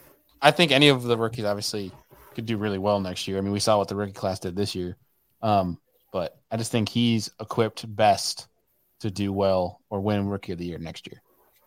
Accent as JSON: {"language": "English", "town": "Buffalo", "region": "New York", "country": "United States", "said": "We're from Buffalo, man."}